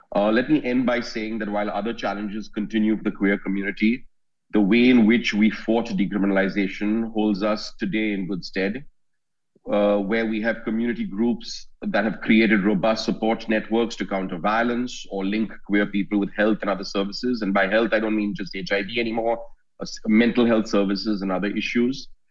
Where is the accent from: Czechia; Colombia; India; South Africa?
India; I'm a lawyer from India